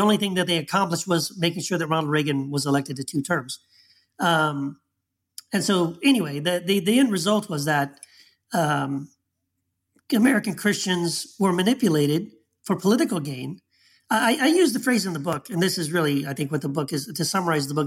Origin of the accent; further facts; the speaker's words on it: Texas, United States; the time I grew up in Texas